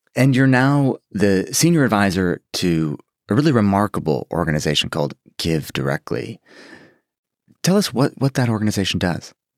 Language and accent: English; United States; as an American